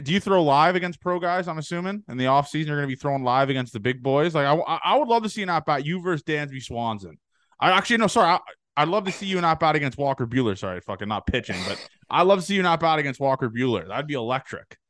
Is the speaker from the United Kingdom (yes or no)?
no; Canada; I'm Canadian